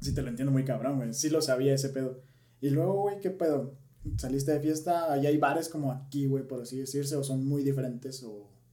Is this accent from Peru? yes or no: no; Mexico; nosotros como mexicanos, güey, nosotros somos muy expresivos